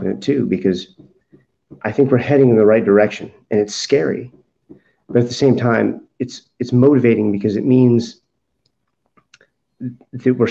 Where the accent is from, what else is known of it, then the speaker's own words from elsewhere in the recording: United States; as an American